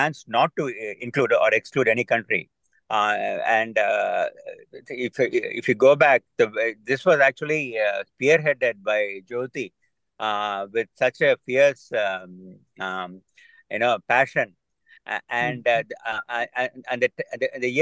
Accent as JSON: {"language": "English", "country": "India", "tie": "born or raised there", "moved": "yes", "said": "I grew up in India for a great part of my life"}